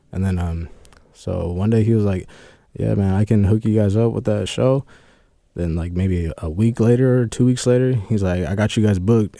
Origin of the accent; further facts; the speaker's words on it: United States; also born or lived in Fresno, California; now in Kent, United States; I'm from Cali, but I really, like, grew up here